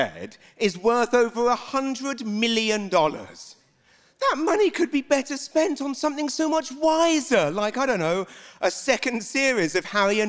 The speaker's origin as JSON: {"language": "English", "country": "United Kingdom", "accent": "British", "moved": "yes", "said": "I am a Brit, that's what this accent is"}